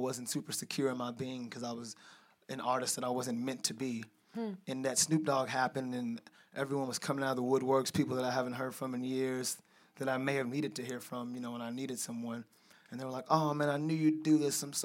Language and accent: English; Louisville, Kentucky, United States; I'm from Louisville. Growing up, my dad left kind of early